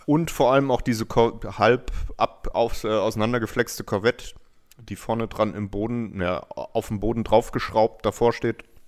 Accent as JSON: {"language": "German", "town": "Hanau", "region": "Hesse", "country": "Germany", "said": "aus Hanau"}